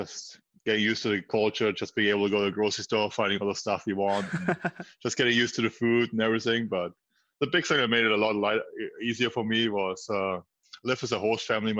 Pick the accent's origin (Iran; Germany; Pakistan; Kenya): Germany; Rosshaupten, Bavaria; also born or lived in Füssen, Germany; now in Worcester, United States; my hometown I grew up in is Rosshaupten. It's like a really small town. I think it's less than 2,000 people